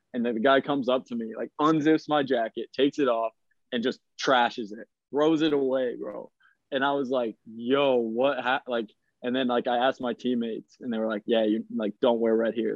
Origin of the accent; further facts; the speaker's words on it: United States; moved away as an adult; growing up in America, like I was going to games for the Kansas City Wizards at Arrowhead Stadium